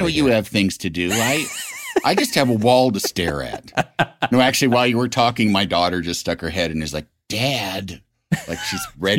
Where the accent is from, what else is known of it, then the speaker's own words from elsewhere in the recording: Illinois, United States; My hometown has me and Dennis Hastert.